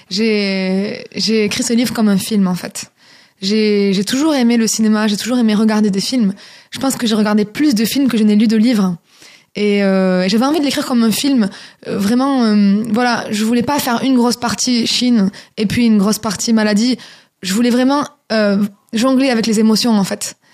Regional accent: France; j'ai commencé à avoir des opportunités en tant que française qui parle chinois et qui chante chinois.

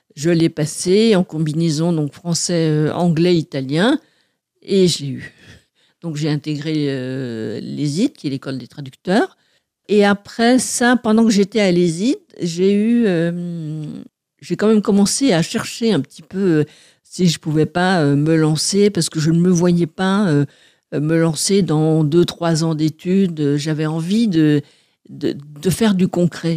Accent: Martinique; now in Paris, France; je suis née en Martinique et je revendique bien mes racines, même si je n'y vais pas très souvent.

